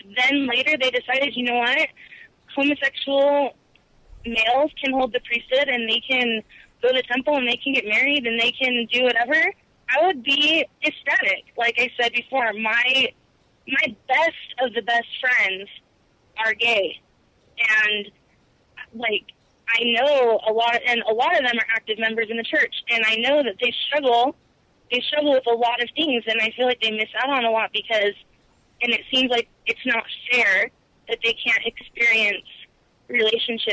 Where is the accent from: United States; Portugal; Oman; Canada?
United States; Bay Area, California; I'm from California